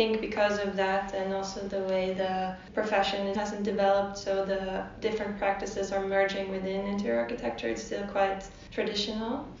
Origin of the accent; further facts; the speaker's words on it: south of Sweden, Sweden; moved away as an adult; also born or lived in Stockholm; I am from the south of Sweden.